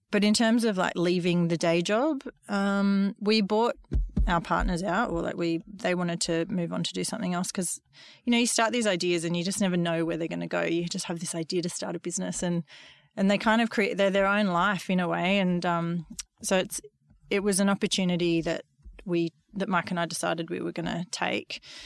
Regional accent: Gold Coast, Queensland, Australia; I grew up on the Gold Coast in the eighties

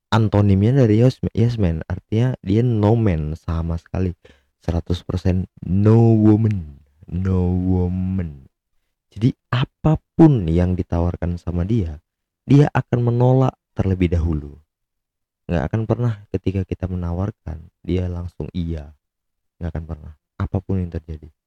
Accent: Medan, North Sumatra, Indonesia; mungkin karena aku orang Medan ya jadi nggak lucu-lucunya gitu

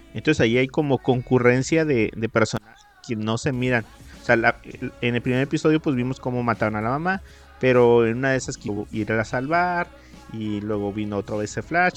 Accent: Mexico

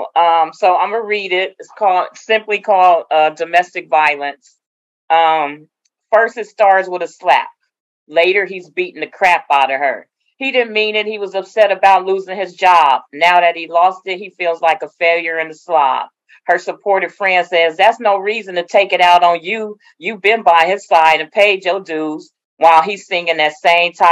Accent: Oakland, California, United States; I'm from Oakland, born and raised

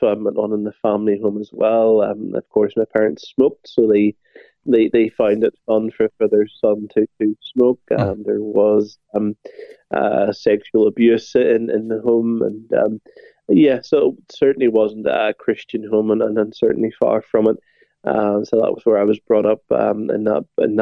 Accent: Northern Ireland, United Kingdom; I was brought up in Northern Ireland

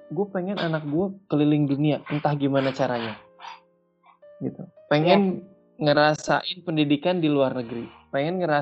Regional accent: West Java, Indonesia; Kita sebagai orang Sunda, kita sebagai orang di Indonesia.

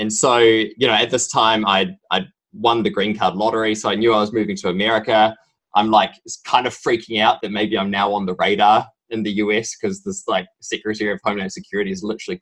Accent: New Zealand; moved away as an adult; also born or lived in Sydney, Australia; now in United States; you can tell probably from my strong accent, I'm originally from New Zealand.

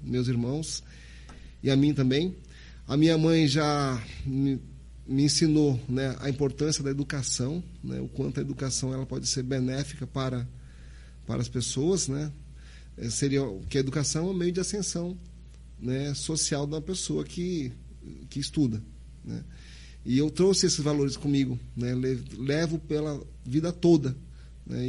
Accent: Santos, São Paulo, Brazil; moved away as an adult; now in Sergipe, Brazil; Sou natural de Santos, São Paulo, né? Meus pais são paraenses

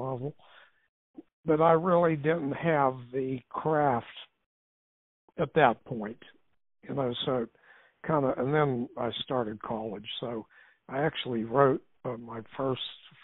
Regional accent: Clairton, Pennsylvania, United States; I grew up in a mill town, Clairton, Pennsylvania

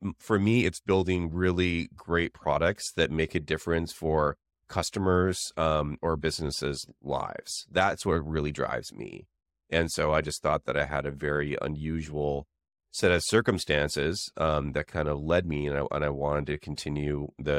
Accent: Canada; now in San Francisco, United States; It's the same reason that I moved to the Bay Area from Canada.

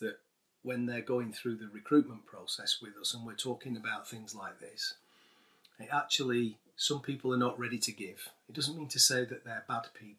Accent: Manchester, North West England, United Kingdom; I grew up in North Manchester.

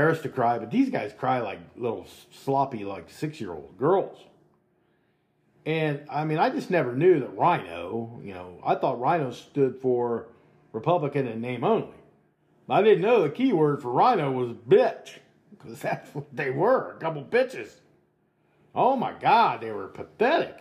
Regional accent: United States; we play the fool very well as American people

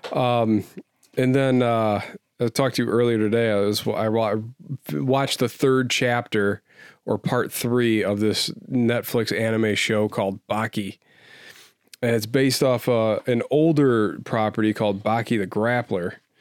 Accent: United States; I love being an American.

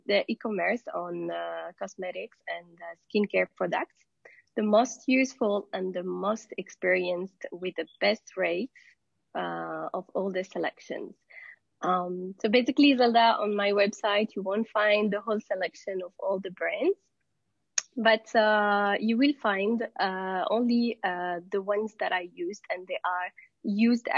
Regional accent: Morocco; I'm from Morocco.

